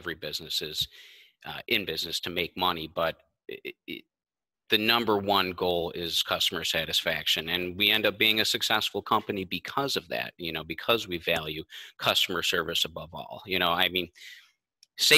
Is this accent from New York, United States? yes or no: yes; Kenmore, New York, United States; I grew up in Kenmore, so I know the people, I know the area